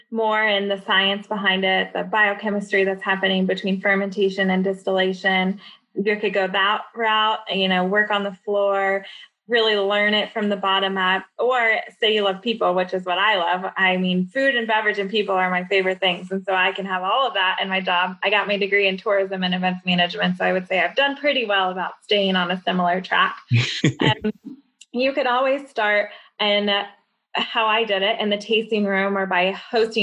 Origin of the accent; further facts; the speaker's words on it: Louisville, Kentucky, United States; moved away as an adult; I came to an influencer event in Louisville, Kentucky last summer, which is my hometown